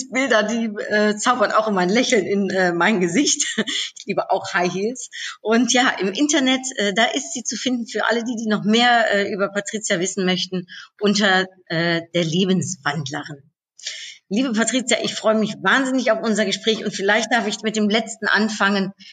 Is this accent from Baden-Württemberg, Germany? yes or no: no; Cologne, North Rhine-Westphalia, Germany; was ich natürlich äh, total cool finde als äh, Kölnerin und Karnevalsfreundin.